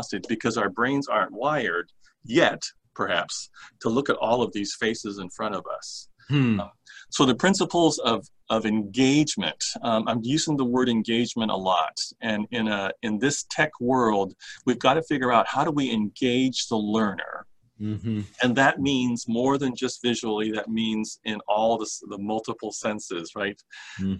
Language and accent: English; Honolulu, Hawaii, United States; when I was growing up in Honolulu